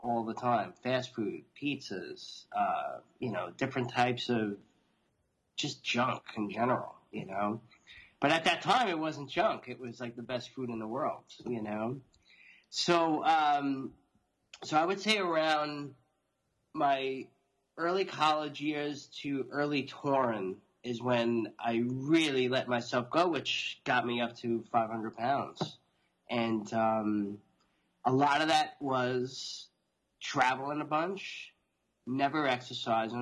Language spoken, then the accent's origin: English; Long Island, New York, United States; I'm born and raised in New York, outside New York City on Long Island, as you could probably tell from my accent now